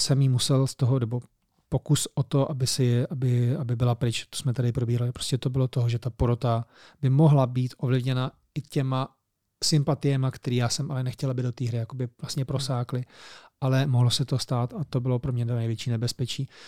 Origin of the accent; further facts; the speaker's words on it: Czechia; my jako Češi